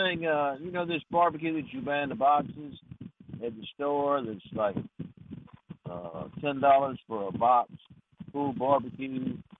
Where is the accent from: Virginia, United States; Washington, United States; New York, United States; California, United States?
Virginia, United States; Norfolk; moved away; I'm from Virginia, so I'm curious to know. I'm from the southern part down in Norfolk